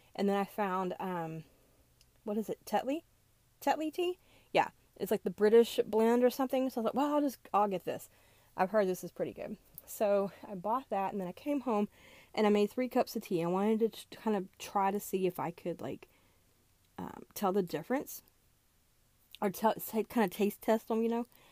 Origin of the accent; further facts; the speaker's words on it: American South, United States; moved away; I grew up in the American South